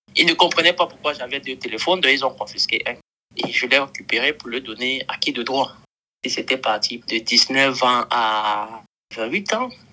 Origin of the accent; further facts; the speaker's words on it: Cameroon; now in Bamako, Mali; d'origine camerounaise